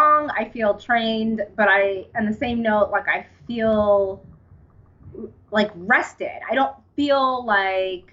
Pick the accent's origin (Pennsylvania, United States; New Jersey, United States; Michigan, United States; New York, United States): New York, United States; New York City; I'm from Staten Island, New York, which is where I was born and raised and where I live now.